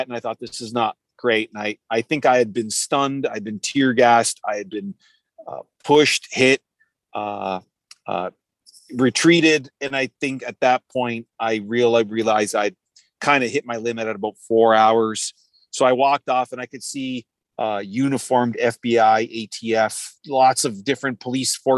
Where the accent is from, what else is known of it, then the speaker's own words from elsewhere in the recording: Toronto, Ontario, Canada; I'm Canadian. I'm from Toronto